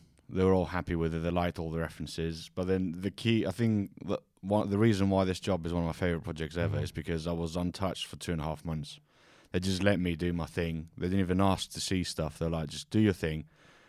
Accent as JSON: {"language": "English", "town": "Corinth", "region": "Peloponnese", "country": "Greece", "tie": "born or raised there", "also_born_or_lived": "Kos / Devon / Plymouth / Brighton", "moved": "yes", "said": "Grew up in Kos till I was 12, and then moved to Corinthos, which is near Athens."}